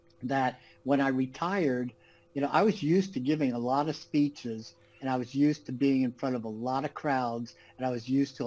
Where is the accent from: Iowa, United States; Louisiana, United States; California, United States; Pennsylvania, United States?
California, United States; Los Angeles; moved away as an adult; also born or lived in New York / Manhattan / Malibu; now in Florida, United States; I was born in New York and then raised in Los Angeles